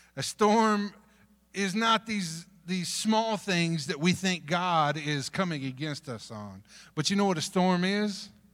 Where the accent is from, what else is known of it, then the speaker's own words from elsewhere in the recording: North Texas, United States; moved away; also born or lived in Dominican Republic; I grew up in North Texas